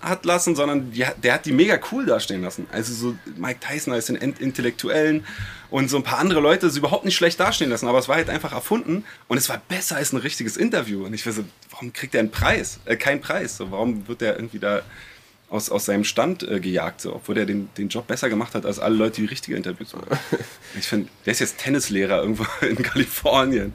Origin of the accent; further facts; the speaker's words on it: Berlin, Germany; weil ich bin ja Kreuzberger.